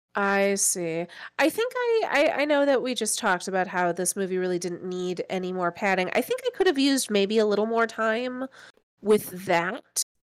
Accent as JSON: {"language": "English", "region": "Midwest", "country": "United States", "tie": "born or raised there", "said": "I, I grew up in the Midwest"}